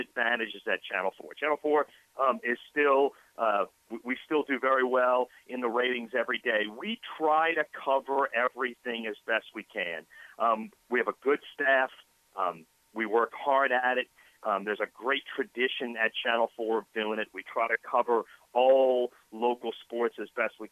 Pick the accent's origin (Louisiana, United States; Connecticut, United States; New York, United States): Louisiana, United States; New Orleans; moved away as an adult; also born or lived in Rapid City, South Dakota; I grew up in New Orleans East. I'm originally from New Orleans